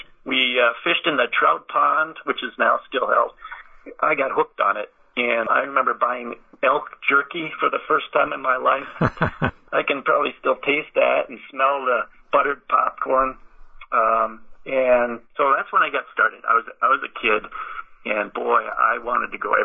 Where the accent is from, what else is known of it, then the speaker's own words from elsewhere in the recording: Racine County, southeastern Wisconsin, United States; I grew up in Racine County, so southeastern Wisconsin